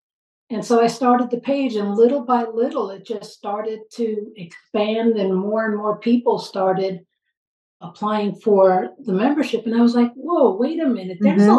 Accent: Long Island, New York, United States; now in Texas, United States; I grew up on Long Island, and I'm the first American born in my entire family.

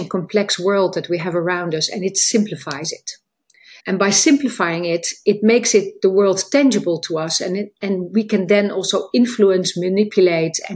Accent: Netherlands; moved away as an adult; now in United Kingdom; I live in the UK for 20 years, but as you hear, I am from the Netherlands

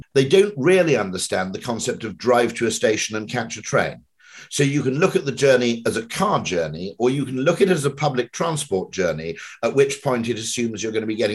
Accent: Welsh, Wales, United Kingdom; I'm Welsh

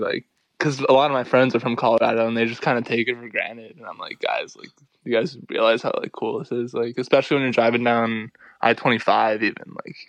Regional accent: Canada; Yeah, we'd go to Stowe, Vermont, to ski.

